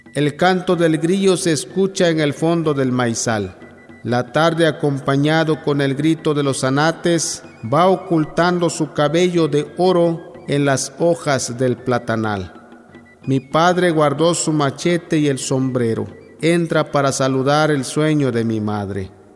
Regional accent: Tapotzingo, Tabasco, Mexico; first language Yokot'an (Chontal of Tabasco); Spanish is a second language; Nací el 4 de agosto de 1978 originario del poblado Tapocingo, Nacajuca, Tabasco

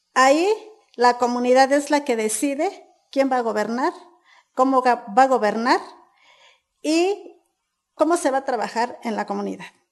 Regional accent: San Diego Buenavista, Mexico; Soy originaria de San Diego Buenavista, mejor conocida como la Ruta de las Berries

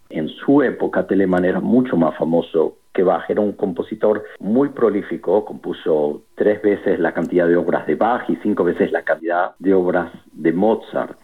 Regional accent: Argentina; moved away as an adult; also born or lived in Freiburg, Germany / Toronto, Canada / Miami, United States / Texas, United States; now in Portland, United States; Me fui de Argentina hace más de 25 años, estudié en Freiburg, en Alemania, luego estuve dos años en Toronto, en Canadá

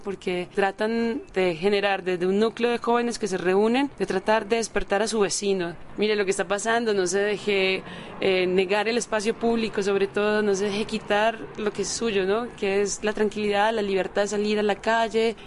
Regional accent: Medellín, Antioquia, Colombia; also born or lived in Monterrey, Mexico; soy de Medellín, Colombia

